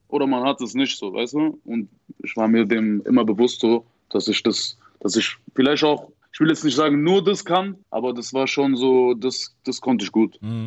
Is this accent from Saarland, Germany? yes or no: yes; Saarbrücken area, Saarland, Germany; ich komme auf jeden Fall aus der Ecke, aus der Saarbrückner Ecke